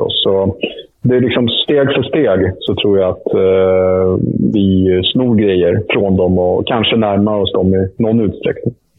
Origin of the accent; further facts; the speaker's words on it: Sweden; also born or lived in Stockholm; här hemma i Sverige